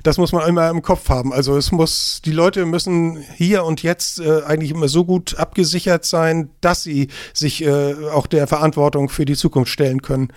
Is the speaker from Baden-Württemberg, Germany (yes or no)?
no; Kiel, Schleswig-Holstein, Germany; moved away as an adult; now in Eckernförde, Germany; ich bin geborener Kieler. Ich bin in Kiel zur Schule gegangen, habe dort studiert